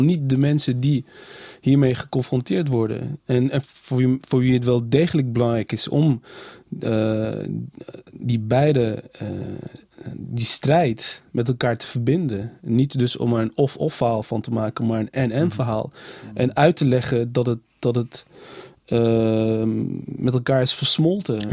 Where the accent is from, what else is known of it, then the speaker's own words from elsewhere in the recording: Nijmegen, Gelderland, Netherlands; Ik kom uit Nijmegen, ik ben in Nijmegen geboren